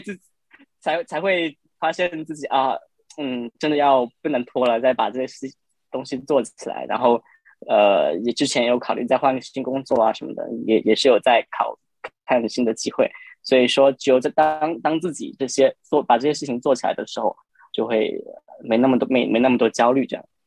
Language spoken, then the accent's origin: Chinese; Guangdong, China; moved away as an adult; now in Shanghai, China; 因为我是从广东过来的